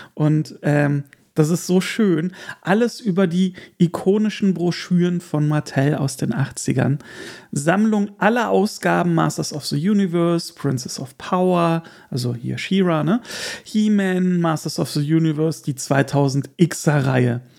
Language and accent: German; Erkelenz, North Rhine-Westphalia, Germany; moved away; also born or lived in Hamburg; als kleines Kind auf der Erkelenzer Kirmes